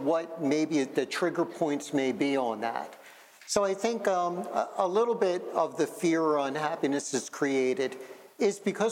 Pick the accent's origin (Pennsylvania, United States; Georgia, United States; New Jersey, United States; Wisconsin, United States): Pennsylvania, United States; Philadelphia; I grew up in Philadelphia, and at an early age, three of my five best friends were Black